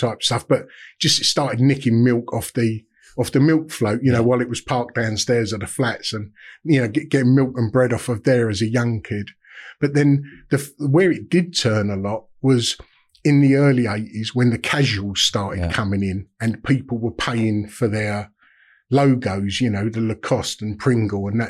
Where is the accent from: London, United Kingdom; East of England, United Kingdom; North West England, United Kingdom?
London, United Kingdom; Dagenham; I grew up in Dagenham. In Essex, East London, Essex border, single family, council estate